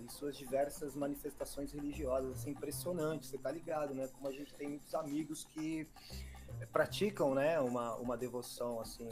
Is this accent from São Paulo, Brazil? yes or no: yes; Embu das Artes, São Paulo, Brazil; eu cheguei no Imbu com, três meses de, de idade